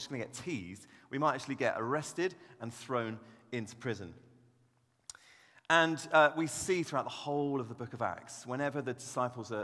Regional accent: Devon, South West England, United Kingdom; I grew up down in Devon, actually, and my dad was a church pastor

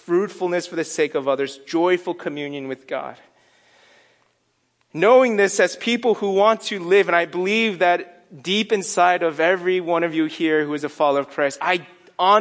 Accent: Northeast, United States; moved away; I'm from the Northeast

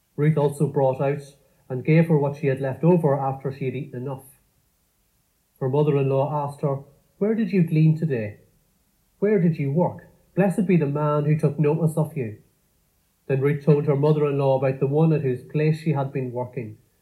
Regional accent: Cavan, Ulster, Ireland; growing up in Cavan in the countryside on a farm

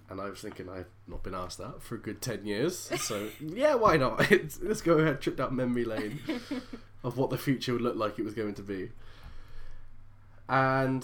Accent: England, United Kingdom; being English

